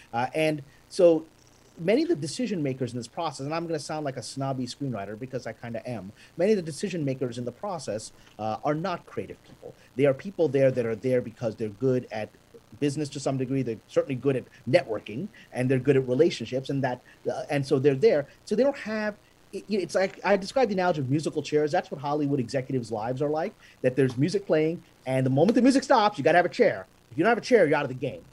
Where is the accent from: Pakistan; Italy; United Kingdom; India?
Pakistan; I'm a Pakistani Muslim guy